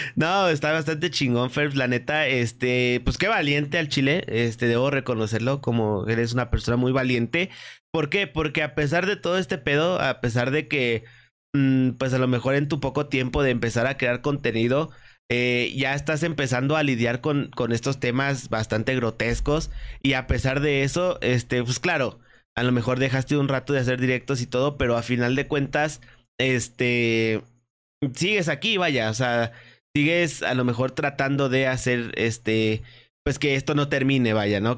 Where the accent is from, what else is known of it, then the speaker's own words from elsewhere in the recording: Querétaro, Mexico; yo soy de Querétaro